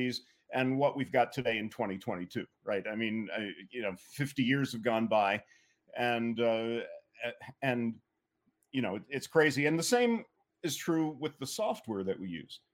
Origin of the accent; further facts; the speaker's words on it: Atlanta, Georgia, United States; moved away; I grew up in Atlanta, Georgia.